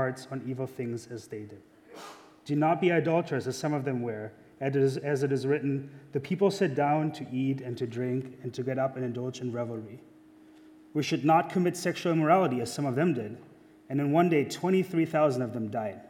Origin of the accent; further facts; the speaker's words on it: Germany; accent: German; now in United States; I'm German. I am. That's where my accent's from.